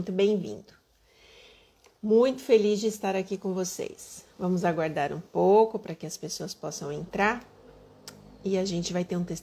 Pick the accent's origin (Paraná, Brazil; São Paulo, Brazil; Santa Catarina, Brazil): São Paulo, Brazil; now in Minas Gerais, Brazil; Eu sou paulistana, apesar de morar em Minas.